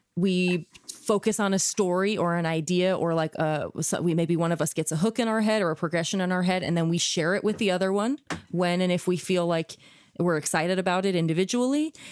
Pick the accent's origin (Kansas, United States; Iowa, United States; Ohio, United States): Kansas, United States; I grew up in Kansas